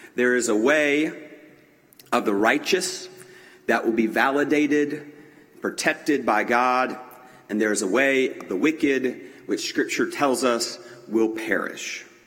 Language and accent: English; Greenville, South Carolina, United States; growing up in Greenville at John Knox Presbyterian Church in Greenville, South Carolina